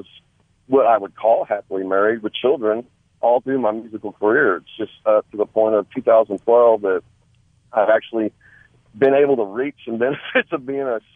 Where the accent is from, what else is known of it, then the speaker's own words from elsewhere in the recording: Tulsa, Oklahoma, United States; moved away as an adult; also born or lived in Sand Springs, Oklahoma; now in Morris, United States; I'm actually from the Sand Springs area. I grew up on the west side of Tulsa. I moved to Morris in 2008.